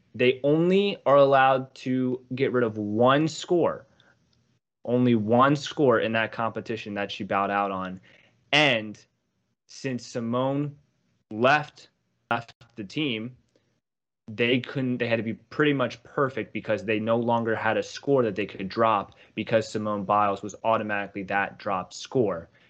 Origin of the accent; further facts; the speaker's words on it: Baltimore, Maryland, United States; I'm from Baltimore